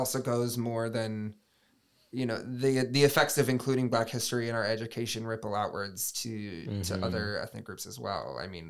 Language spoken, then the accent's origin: English; Michigan, United States; I mean, speaking personally, I grew up in West Michigan, Southwest mm-hmm. Michigan. Betsy DeVos land, so mm-hmm. to speak.